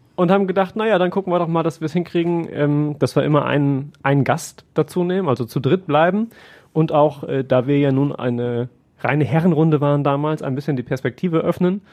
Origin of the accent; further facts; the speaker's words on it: Siegerland, North Rhine-Westphalia, Germany; moved away as an adult; now in Essen, Germany; Ich komme ja nicht gebürtig aus dem Ruhrgebiet, sondern aus dem Siegerland